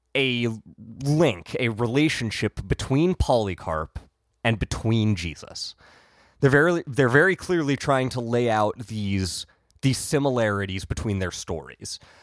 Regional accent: Ohio, United States; I grew up in Ohio

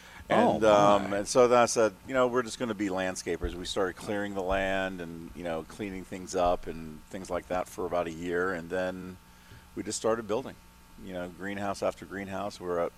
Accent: Germany; When I was young, I lived in Germany. I was born and raised in Germany.

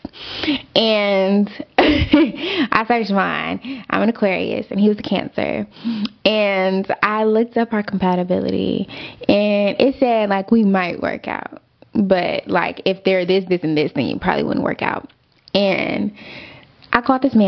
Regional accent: Austin, Texas, United States; moved away as an adult; now in Dallas, United States; I'm from Austin

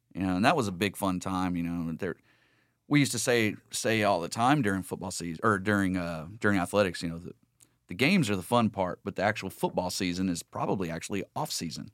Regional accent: Lake Sam Rayburn, Southeast Texas, United States; I grew up in South Lake, uh, Southeast Texas, uh, Lake Sam Rayburn

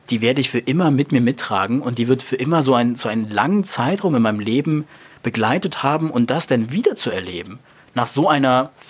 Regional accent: Berlin, Germany; selbst aufgewachsen in Nordberlin

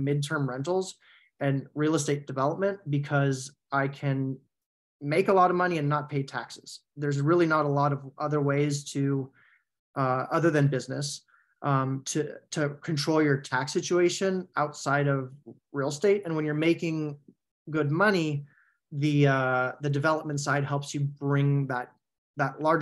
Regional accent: San Francisco Bay Area, California, United States; moved away as an adult; also born or lived in North Carolina; I grew up in the San Francisco Bay Area

